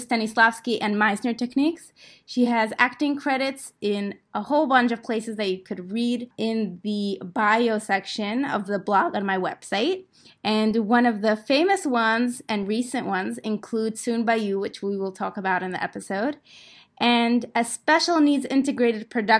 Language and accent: English; Moscow, Russia; I grew up in Moscow